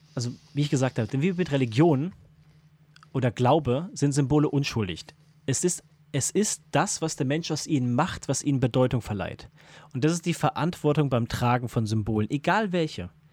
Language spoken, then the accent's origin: German; Germany; als Deutscher, als Deutscher